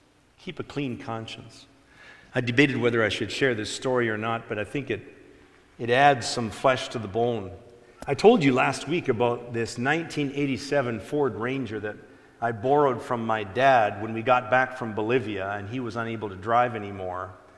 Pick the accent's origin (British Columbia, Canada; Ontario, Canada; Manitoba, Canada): Ontario, Canada; I was explaining to her how I was from Ontario. I was born there.